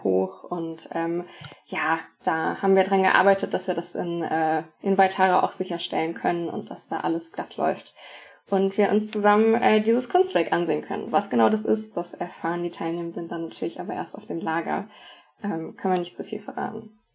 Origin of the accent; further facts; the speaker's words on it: Hanover, Lower Saxony, Germany; ich komme aus Hannover, aus dem ähm, Stamm Seelze-Lohne